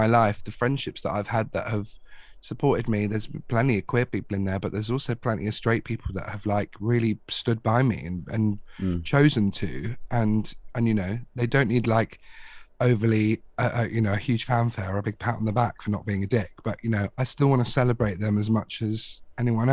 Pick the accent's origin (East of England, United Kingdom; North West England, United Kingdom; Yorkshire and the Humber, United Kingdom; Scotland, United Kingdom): East of England, United Kingdom; Watford; moved away as an adult; now in London, United Kingdom; I'm from Watford, but like London is still like 20 minutes down the road type thing. When I first properly moved into London